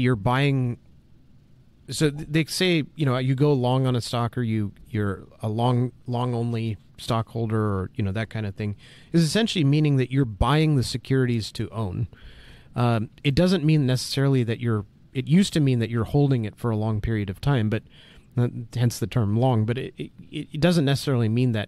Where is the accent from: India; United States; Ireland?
United States; as an American